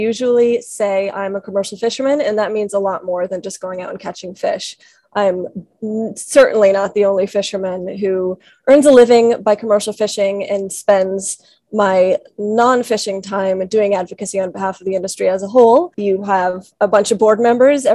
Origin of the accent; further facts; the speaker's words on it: Washington, District of Columbia, United States; moved away as an adult; also born or lived in Chile; I grew up in Washington, D.C.